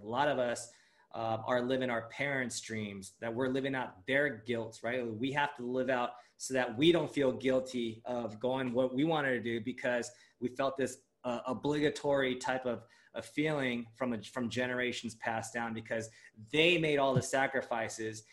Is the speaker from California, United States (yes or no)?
yes; Los Angeles, California, United States; first language Japanese; also born or lived in Japan; growing up in LA, being uh, being Asian American is like the norm